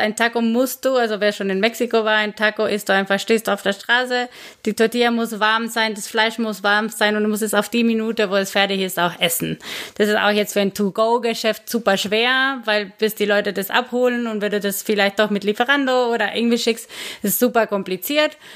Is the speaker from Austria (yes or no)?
no; Guatemala; German is a second language; moved away as an adult; now in Karlsruhe, Germany; ich komme aus Guatemala ursprünglich, wohne seit zehn Jahren in Deutschland